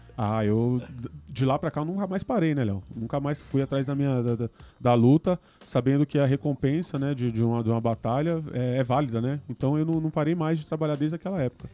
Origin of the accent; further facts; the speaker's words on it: São Paulo, Brazil; also born or lived in Vila Carrão, São Paulo; Fui para muito novo, muito novo para periferia, para cidade de Tiradentes. Né? Fomos, nos mudamos para lá e tal. Um lugar, o extremo leste, longe de, de tudo, do centro e tal. Bom, cresci lá